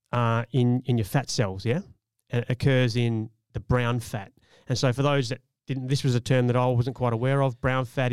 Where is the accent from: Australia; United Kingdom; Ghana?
Australia; We're from Australia.